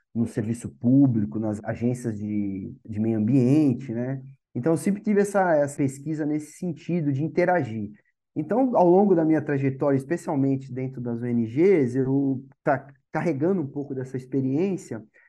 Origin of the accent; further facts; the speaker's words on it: Santos, São Paulo, Brazil; sou nascido aqui em Santos, me formei aqui em Santos.